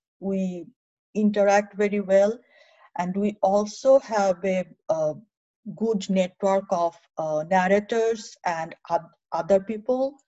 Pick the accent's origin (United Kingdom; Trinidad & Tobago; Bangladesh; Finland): Bangladesh; Narayanganj, Dhaka Division; moved away as an adult; also born or lived in Rangpur / Bhola; now in United States; I was born in Rangpur, but then I grew up in Narayanganj